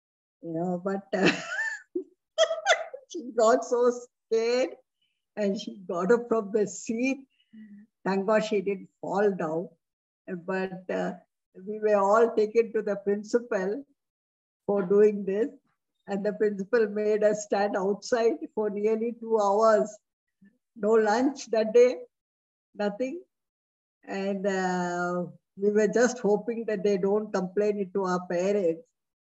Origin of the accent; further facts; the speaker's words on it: India; first language Hindi; English is a second language; And the subject Hindi used to be very boring because I used to know Hindi before itself being my mother tongue.